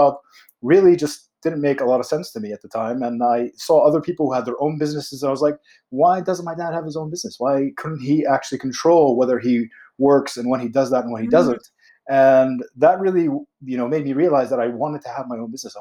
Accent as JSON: {"language": "English", "country": "United States", "tie": "born or raised there", "said": "I was born in the States as well"}